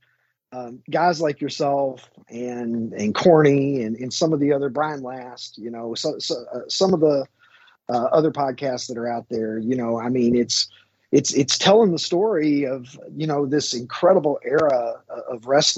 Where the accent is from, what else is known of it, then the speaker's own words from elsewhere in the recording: Kentucky, United States; a little rube of a kid growing up in Kentucky